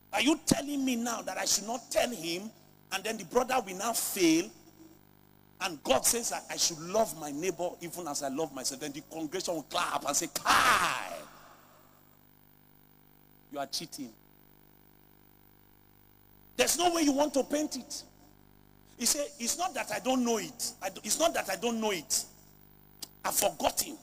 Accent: Lagos, Nigeria; I grew up in Lagos

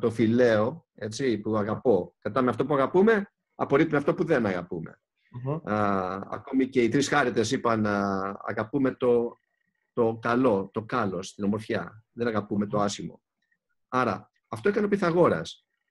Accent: Greece; είμαστε Έλληνες

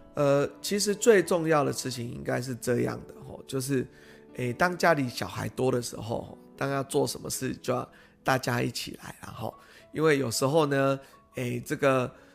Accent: Pingtung County, Taiwan; now in Taipei, Taiwan; 因为我们是屏东人吼

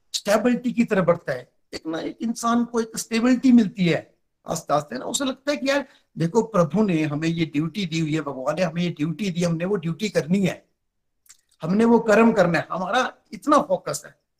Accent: Chamba, Himachal Pradesh, India; मैं डिस्ट्रिक्ट चंबा से बिलोंग करता हूँ

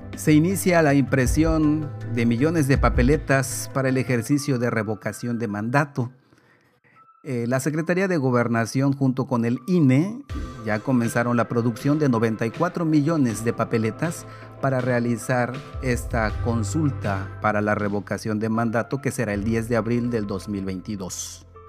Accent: Spain; como español

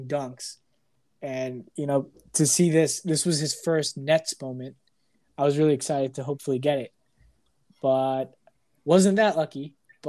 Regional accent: New Jersey, United States; growing up in North Jersey

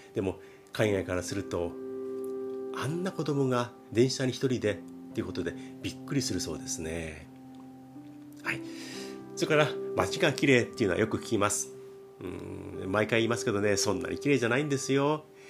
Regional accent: Japan; 我々日本人

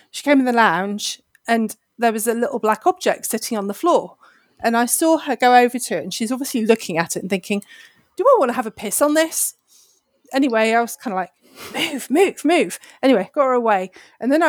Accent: United Kingdom; I am British

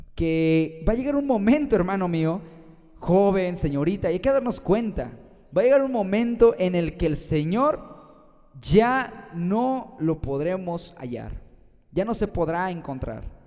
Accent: Guanajuato, Mexico; yo soy de Guanajuato, México, y tengo 21 años

